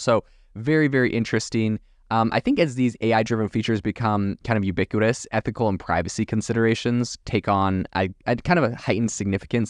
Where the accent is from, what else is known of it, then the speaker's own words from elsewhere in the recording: Canada; also born or lived in France; I'm from Canada originally